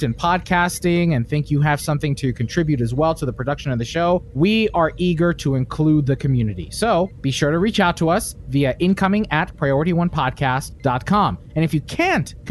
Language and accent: English; West New York, New Jersey, United States; growing up in West New York